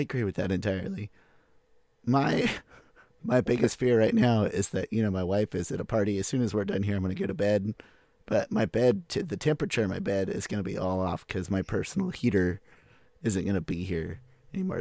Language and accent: English; United States; moved away; also born or lived in Lawrence, Kansas; I'm from Wichita area, or Oklahoma City.